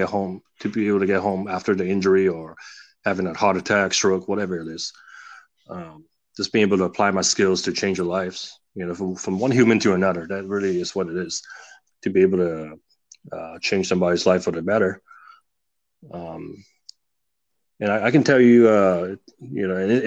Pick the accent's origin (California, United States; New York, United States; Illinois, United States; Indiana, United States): California, United States; an immigrant growing up in the States